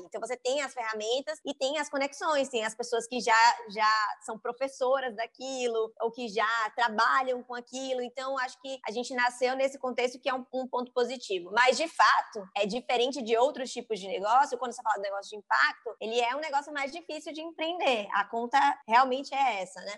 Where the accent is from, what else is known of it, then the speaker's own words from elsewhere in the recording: Salvador, Bahia, Brazil; Sou sou baiana de Salvador, eu me identifico muito com o meu território, assim, com o meu sotaque